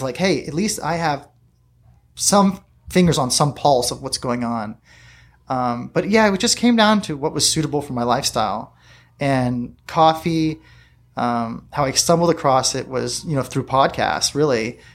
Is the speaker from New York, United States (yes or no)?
no; La Mesa, California, United States; I was born here in La Mesa, uh, Kaiser Hospital, and my dad had a store right here on Fletcher Parkway